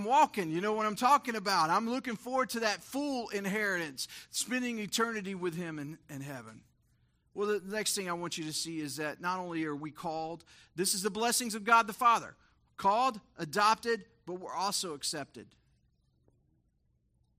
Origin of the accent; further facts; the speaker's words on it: Texas, United States; we grew up in Texas